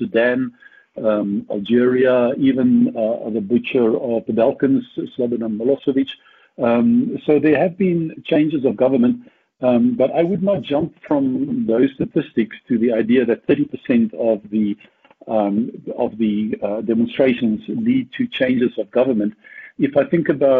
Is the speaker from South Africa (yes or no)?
yes; South Africa; I'm from South Africa, as you know, grew up here and studied here